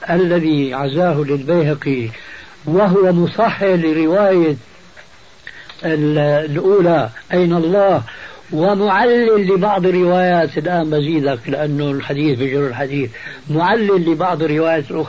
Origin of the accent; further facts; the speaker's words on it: Syria; كما يقولون عندنا في الشام من فوق الاساطيح